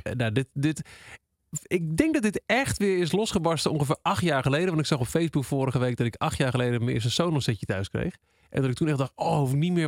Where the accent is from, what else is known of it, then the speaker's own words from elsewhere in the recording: Twente, Overijssel, Netherlands; we komen allebei uit Twente